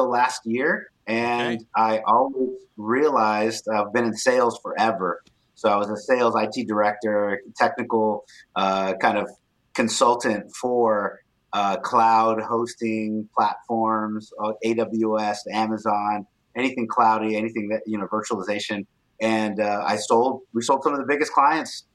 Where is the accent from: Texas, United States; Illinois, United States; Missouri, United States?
Texas, United States; Corpus Christi; now in San Antonio, United States; I grew up in Corpus Christi, Texas, so near the beach. And now I live in San Antonio, Texas